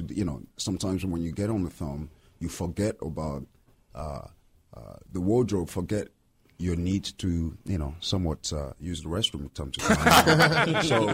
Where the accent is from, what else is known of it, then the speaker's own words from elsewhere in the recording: Lyon, Auvergne-Rhône-Alpes, France; English is a second language; moved away as an adult; also born or lived in Benin; now in United States; I grew up in Lyon, in France